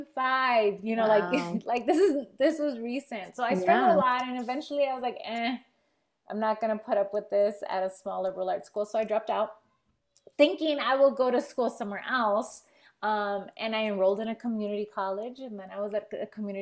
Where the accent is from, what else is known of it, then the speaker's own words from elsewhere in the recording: Los Angeles, California, United States; I grew up in Echo Park in Los Angeles